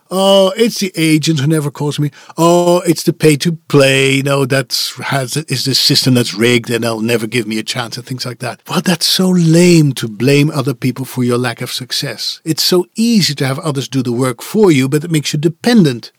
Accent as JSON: {"language": "English", "country": "Netherlands", "tie": "born or raised there", "second_language": "English", "moved": "as an adult", "said": "It was where I was born, raised, and educated"}